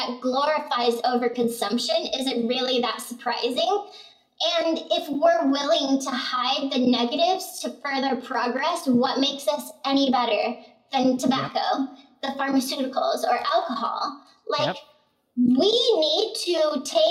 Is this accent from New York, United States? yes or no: no; Arizona, United States; I grew up in Arizona